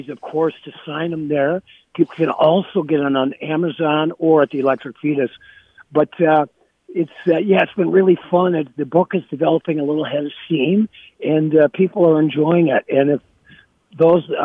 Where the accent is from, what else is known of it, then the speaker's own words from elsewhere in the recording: Minnesota, United States; I live back up in Duluth now. I'm a lifelong Minnesotan